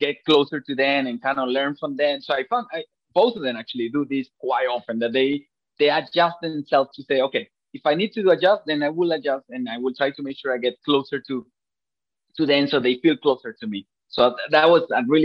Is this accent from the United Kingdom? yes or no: no; Venezuela; now in Japan; I'm from Venezuela